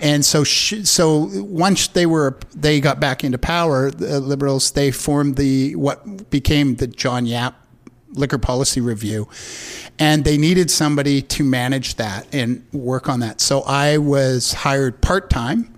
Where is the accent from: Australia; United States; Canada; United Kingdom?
Canada; Vancouver, British Columbia; I grew up in Vancouver